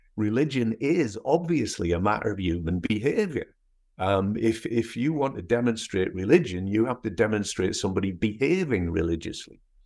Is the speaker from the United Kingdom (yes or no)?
yes; North East England, United Kingdom; accent: northeast English with bits of Scottish; moved away as an adult; also born or lived in Scotland / Edinburgh; now in United States; I was actually born in Scotland, um, but my parents moved to the northeast of England when I was four, and then I went back to university in Edinburgh when I was eighteen. So my accent is, is actually more northeast English, but with certain bits of Scottish thrown into it